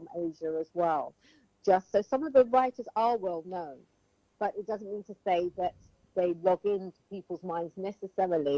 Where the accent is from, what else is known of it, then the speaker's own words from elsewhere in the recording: Sierra Leone; I was from Sierra Leone